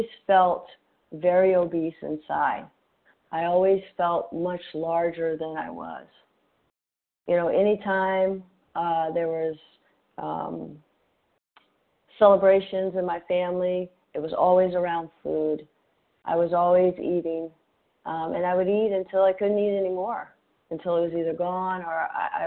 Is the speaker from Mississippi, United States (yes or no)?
yes; Gulf Coast of Mississippi, United States; I grew up on the Gulf Coast of Mississippi, close to New Orleans, in a working-class